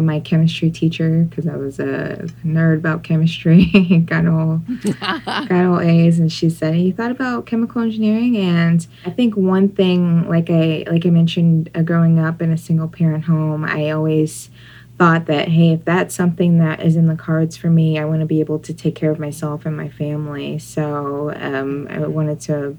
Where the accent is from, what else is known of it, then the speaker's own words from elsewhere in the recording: Houston, Texas, United States; moved away as an adult; also born or lived in Philadelphia / Beaumont, Texas / Providence; I grew up in Houston